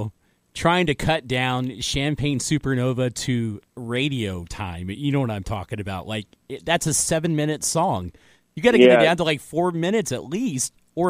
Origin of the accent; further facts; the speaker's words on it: Indiana, United States; I'm from Indiana